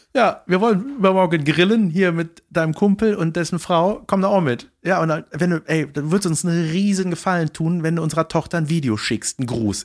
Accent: Germany; als Deutscher

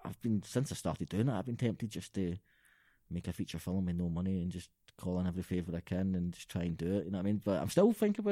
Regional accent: Glasgow, Scotland, United Kingdom; also born or lived in Balornock, Glasgow; I'm from Springburn, and it's really nice and multicultural now.

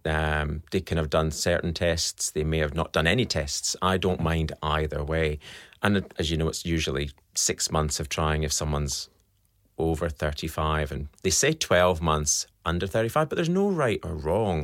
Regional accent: Scotland, United Kingdom; accent: Scottish; now in Australia; you can tell by my accent, I'm Scottish

